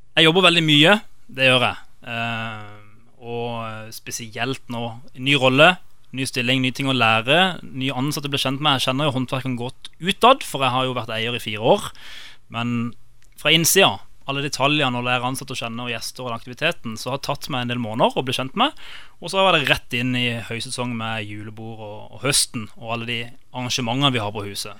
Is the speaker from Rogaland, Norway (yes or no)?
no; Kristiansand, Agder, Norway; also born or lived in London; opprinnelig så er jeg fra Fagerholt. Gimletolgutt.